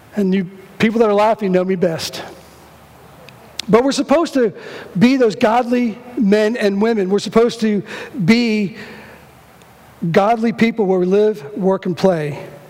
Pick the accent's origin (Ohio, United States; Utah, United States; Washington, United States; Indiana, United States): Ohio, United States; Cincinnati; I'm from Cincinnati